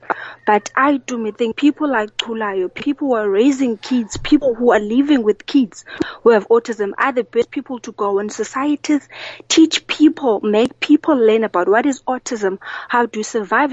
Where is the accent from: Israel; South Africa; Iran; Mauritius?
South Africa; Eastern Cape; I grew up in the Eastern Cape, in a village where nobody knew about autism